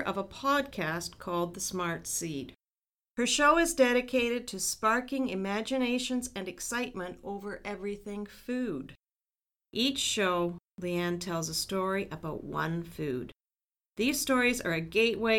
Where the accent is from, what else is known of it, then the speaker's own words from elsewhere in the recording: Ridgetown, Ontario, Canada; I grew up near Ridgetown